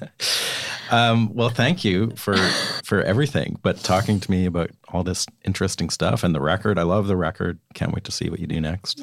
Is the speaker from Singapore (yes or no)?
no; Canada; now in Nashville, United States; I'm Canadian